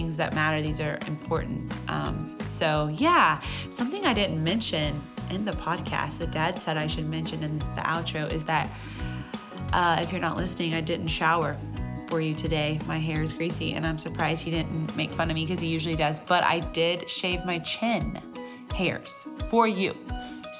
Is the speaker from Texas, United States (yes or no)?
yes; Texas, United States; I have to say y'all because I'm from Texas